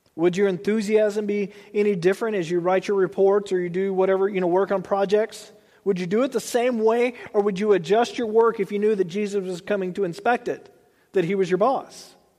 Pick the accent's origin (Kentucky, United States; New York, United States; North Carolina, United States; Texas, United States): Texas, United States; moved away as an adult; now in Tulare, United States; I grew up in Texas